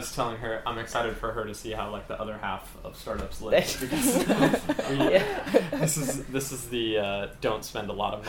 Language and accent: English; San Jose, California, United States; now in San Francisco, United States; I grew up in San Jose. I'm a mid-20s white guy.